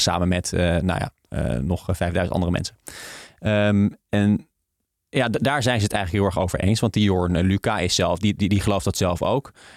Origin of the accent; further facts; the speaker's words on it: the north of the Netherlands, Netherlands; ik kom uit het noorden van Nederland